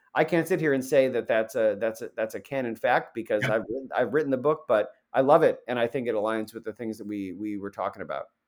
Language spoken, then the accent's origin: English; Central New York, United States; I'm from Central New York